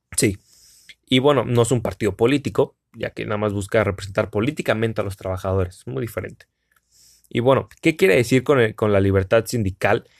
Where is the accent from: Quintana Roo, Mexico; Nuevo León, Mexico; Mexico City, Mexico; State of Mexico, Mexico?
Quintana Roo, Mexico; Cancún; soy de Cancún, Cancún, México